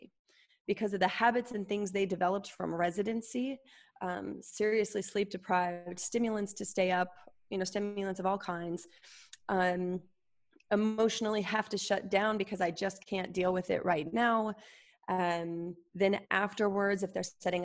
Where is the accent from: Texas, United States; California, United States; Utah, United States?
Utah, United States; I grew up Mormon in Utah